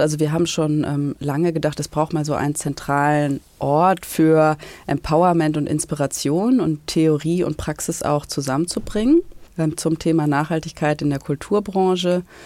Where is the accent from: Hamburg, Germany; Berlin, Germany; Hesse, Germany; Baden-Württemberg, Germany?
Hamburg, Germany; in Hamburg war, meine Heimatstadt